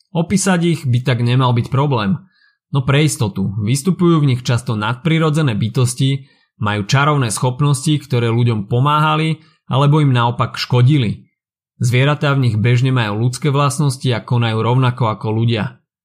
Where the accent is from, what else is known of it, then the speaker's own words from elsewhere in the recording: Slovakia; Náš folklór je niečo, na čo sme ako Slováci mimoriadne hrdí.